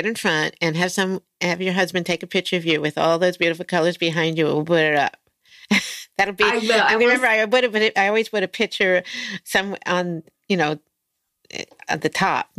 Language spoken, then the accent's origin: English; East Coast, United States; now in California, United States; I grew up on the East Coast, and I miss the falls. I'm in California.